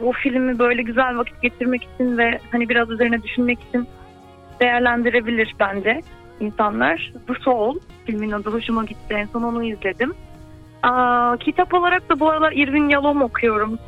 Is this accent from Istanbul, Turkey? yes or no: yes; Istanbul, Turkey; İstanbul'da doğdum 94 yılında.